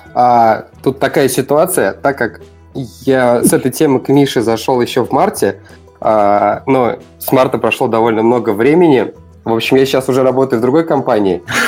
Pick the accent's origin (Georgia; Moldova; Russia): Russia; Ulyanovsk, Ulyanovsk Oblast; я из Ульяновска